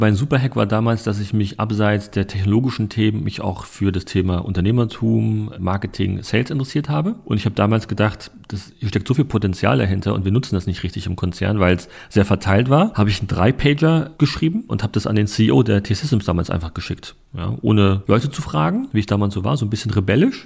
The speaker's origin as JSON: {"language": "German", "region": "Berlin", "country": "Germany", "tie": "born or raised there", "said": "ich bin in Neukölln groß geworden, muss man wissen, in Rixdorf"}